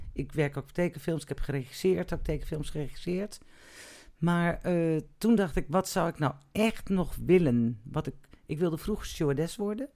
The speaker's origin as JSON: {"language": "Dutch", "town": "Amstelveen", "region": "North Holland", "country": "Netherlands", "tie": "born or raised there", "said": "ik ben geboren in Amstelveen, ik heb op de, eh, ik heb het HAVO in Amstelveen gedaan"}